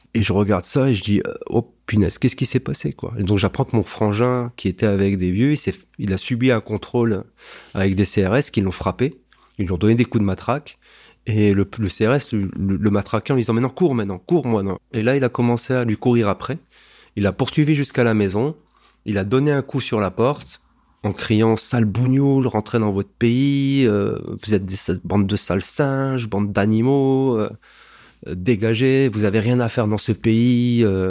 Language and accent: French; Strasbourg, Grand Est, France; je suis né à Strasbourg.